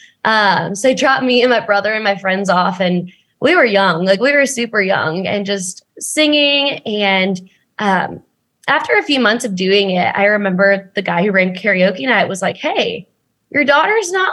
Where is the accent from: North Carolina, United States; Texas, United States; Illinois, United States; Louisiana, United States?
Texas, United States; Frisco; now in Nashville, United States; I was born and raised in Frisco.